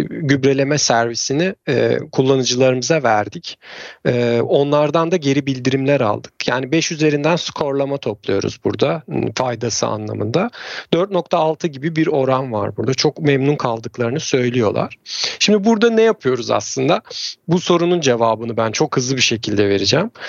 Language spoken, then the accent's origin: Turkish; Trabzon, Turkey; E, ben de Trabzonluyum. E, o tarafta işte fındık ve çay bahçeleri vesaire var. Amcalarım keza çiftçilik yapıyorlar. Çocukluğumuz da oralarda geçti.